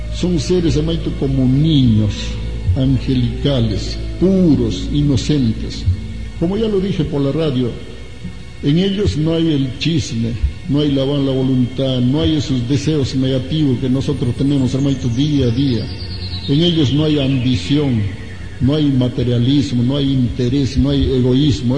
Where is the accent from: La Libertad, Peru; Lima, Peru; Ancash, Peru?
Ancash, Peru; me acuerdo en mi tierra, yo soy de Ancash